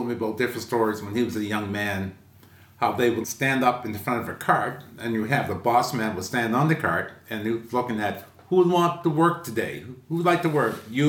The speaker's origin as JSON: {"language": "English", "town": "Yarmouth", "region": "Nova Scotia", "country": "Canada", "tie": "born or raised there", "moved": "yes", "said": "I was born in Yarmouth and raised in Yarmouth and went to school in Yarmouth. But I'm one of these people who actually came back to Yarmouth."}